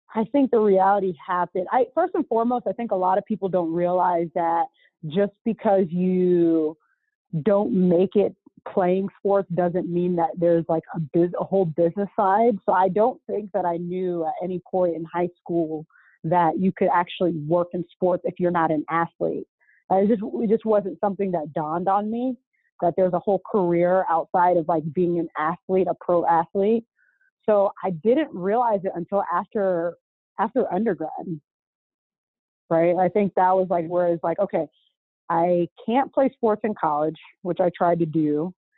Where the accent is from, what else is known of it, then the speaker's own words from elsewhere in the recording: Orlando, Florida, United States; also born or lived in Boca Raton, Florida; I'm from Orlando, right? Went to Dr. Phillips High School